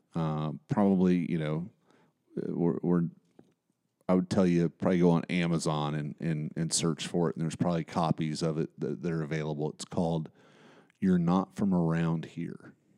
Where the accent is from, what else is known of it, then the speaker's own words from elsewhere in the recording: Bristol, Appalachia, United States; it's just an interesting place to grow up